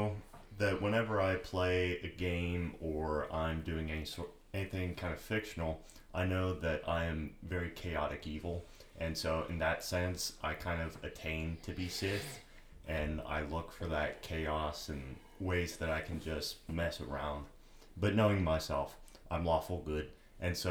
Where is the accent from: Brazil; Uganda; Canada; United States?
United States; Texas; I'm a Texan. I'm here in Texas